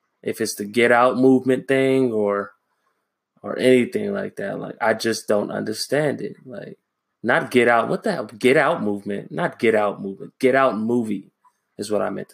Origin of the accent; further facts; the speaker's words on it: Los Angeles, California, United States; moved away as an adult; now in Japan; I am originally from Los Angeles